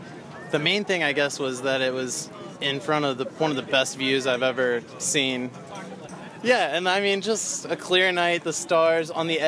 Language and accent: English; Greensboro, North Carolina, United States; All right … I'm from Greensboro, North Carolina.